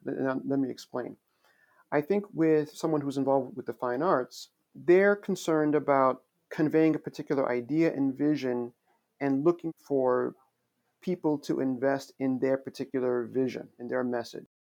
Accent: Long Island, New York, United States; also born or lived in Queens, New York / Haiti (ancestry); I grew up in New York. Actually, I was born in Queens. My family is originally from Haiti, and so I grew up with many other immigrant children out on Long Island.

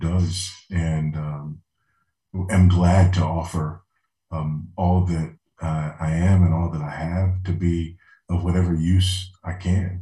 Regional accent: Los Angeles, California, United States; moved away; being a, an LA boy, you know, yeah. born and raised in Los Angeles

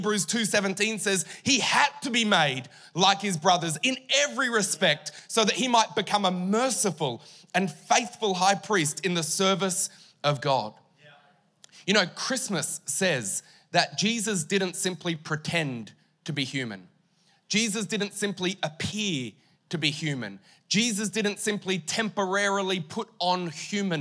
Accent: Mildura, Victoria, Australia; also born or lived in Queensland; now in Townsville, Australia; I grew up in Victoria, near Mildura. Moved to Queensland in 99, moved to Townsville in 2013.

